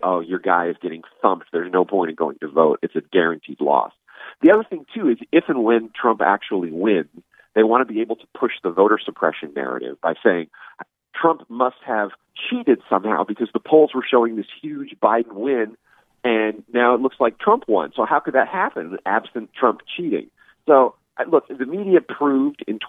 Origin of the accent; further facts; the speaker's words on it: California, United States; moved away; I'm from California originally, and my ancestors have been in California since they came to the United States in the 19th century